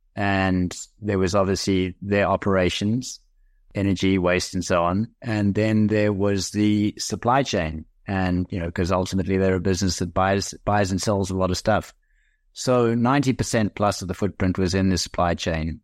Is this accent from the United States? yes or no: no; South Africa; I am South African by birth. I did a couple of business degrees at the University of Cape Town